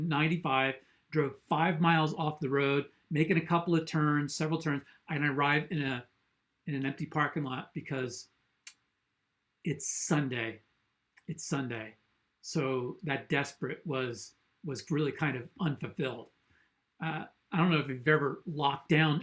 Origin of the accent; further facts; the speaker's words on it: New Jersey, United States; I grew up in New Jersey. This is my home state.